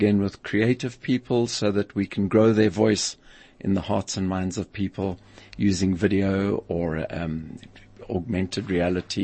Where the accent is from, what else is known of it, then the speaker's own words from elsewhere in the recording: South Africa; growing up in South Africa at that time